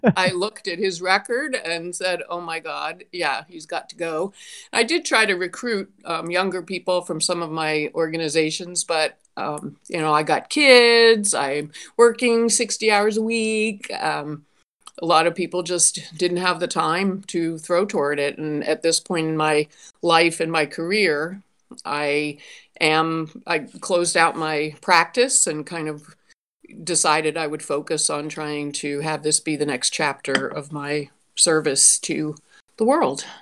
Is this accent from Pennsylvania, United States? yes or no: yes; Pittsburgh, Pennsylvania, United States; now in Toledo, United States; I'm originally from Pittsburgh. Um, have lived in Toledo for thirty years